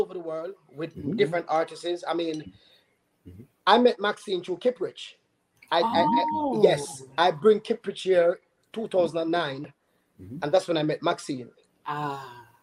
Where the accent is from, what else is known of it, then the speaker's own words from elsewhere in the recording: Linstead, Saint Catherine, Jamaica; moved away as an adult; also born or lived in St. Mary, Jamaica; now in Georgia, United States; That's where I'm from. I was born in St. Mary, but I don't know St. Mary. I know Linstead